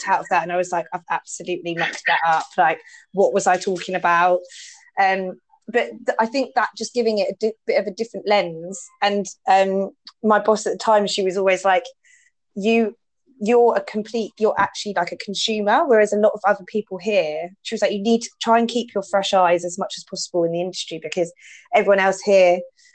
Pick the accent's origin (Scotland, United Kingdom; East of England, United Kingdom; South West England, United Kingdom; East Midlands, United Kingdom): East of England, United Kingdom; Watford; being very self-conscious about my accent, just because I'm from Watford